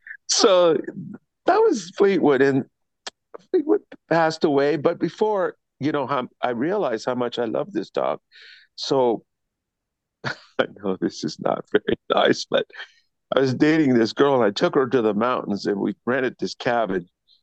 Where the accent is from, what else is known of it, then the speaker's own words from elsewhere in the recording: Panama; born there; I was born in Panama to a military family.